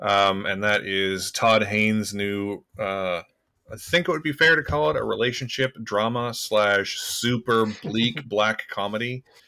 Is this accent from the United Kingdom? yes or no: no; Canada; our responsibility as Canadian podcasters